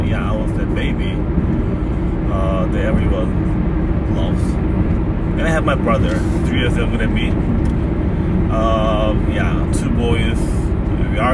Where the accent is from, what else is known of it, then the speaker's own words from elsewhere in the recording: Boryeong, South Chungcheong, South Korea; English is a second language; moved away; So my childhood, my hometown is called Daecheon. Back in the day, this day they call Boryeong. It is located southwest side of the Korea.